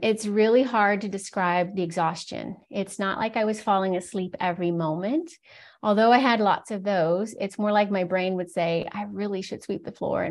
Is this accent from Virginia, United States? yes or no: yes; Virginia, United States; moved away as an adult; I was born and raised in Virginia in the U.S.